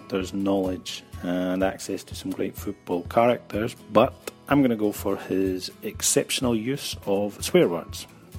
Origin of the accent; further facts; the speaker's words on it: Scotland, United Kingdom; now in Barcelona, Spain; I'm originally from Scotland, but now living in Barcelona.